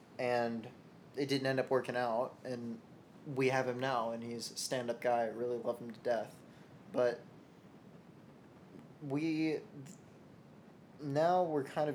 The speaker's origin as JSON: {"language": "English", "town": "Louisville", "region": "Kentucky", "country": "United States", "tie": "born or raised there", "moved": "yes", "said": "Louisville, my hometown"}